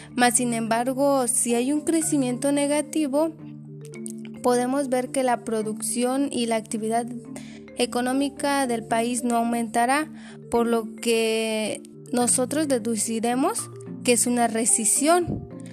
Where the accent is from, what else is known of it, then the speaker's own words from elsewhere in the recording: Mexico; nosotros como mexicanos